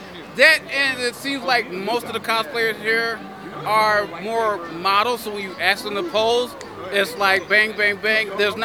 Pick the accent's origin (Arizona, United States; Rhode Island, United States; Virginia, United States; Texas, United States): Arizona, United States; Phoenix